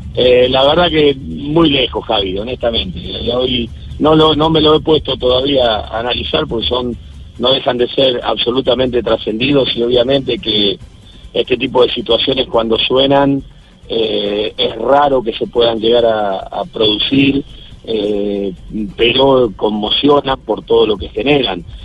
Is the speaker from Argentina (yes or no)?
yes; Argentina; como argentino